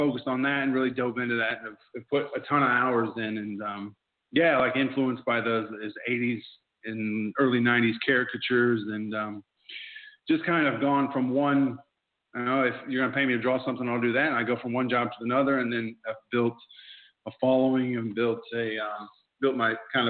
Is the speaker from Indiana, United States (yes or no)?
yes; Indiana, United States; accent: Indiana twang; moved away as an adult; now in Melbourne, Australia; growing up in Indiana